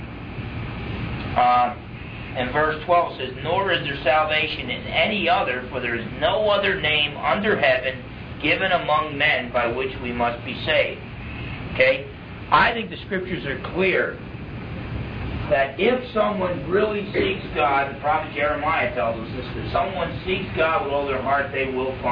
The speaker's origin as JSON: {"language": "English", "region": "New Jersey", "country": "United States", "tie": "born or raised there", "said": "I grew up in New Jersey, half Portuguese, half Italian"}